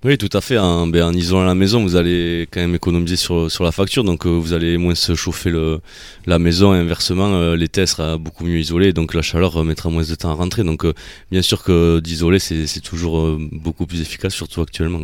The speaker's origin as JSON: {"language": "French", "town": "Mimizan", "region": "Nouvelle-Aquitaine", "country": "France", "tie": "born or raised there", "also_born_or_lived": "Dax / Mont-de-Marsan / Tarbes / Bagnères-de-Bigorre", "moved": "as an adult", "lives_now": "Arcachon Bay, France", "said": "Je suis natif de Mimizan"}